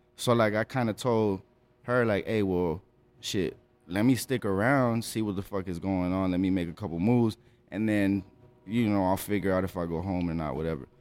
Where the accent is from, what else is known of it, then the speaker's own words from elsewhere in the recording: El Paso, Texas, United States; I was born here in El Paso, Texas, April seventh, nineteen eighty-seven